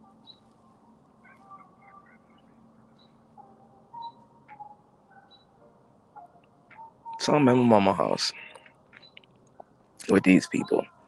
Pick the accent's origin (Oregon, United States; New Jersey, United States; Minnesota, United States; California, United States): New Jersey, United States; also born or lived in Brooklyn, New York; I am from New York. I'm from New Jersey. I always call Jersey first because that's my home. I was born in Brooklyn.